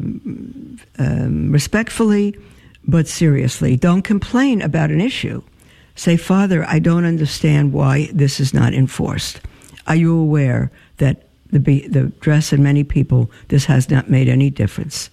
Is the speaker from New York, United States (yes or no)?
yes; New York, United States; I'm a New Yorker at heart